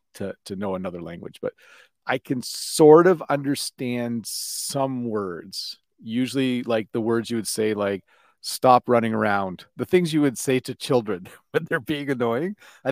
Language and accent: English; Canada; No, I'm Canadian of, I want to say, Dutch descent.